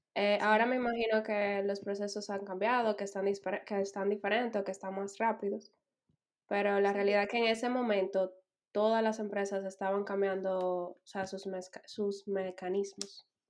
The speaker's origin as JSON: {"language": "Spanish", "country": "Dominican Republic", "moved": "as an adult", "lives_now": "Berlin, Germany", "said": "yo vengo de República Dominicana"}